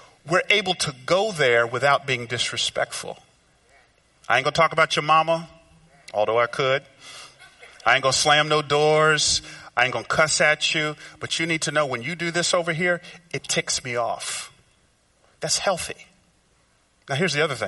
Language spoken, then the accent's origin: English; Georgia, United States; moved away; also born or lived in Memphis; I grew up down south in Georgia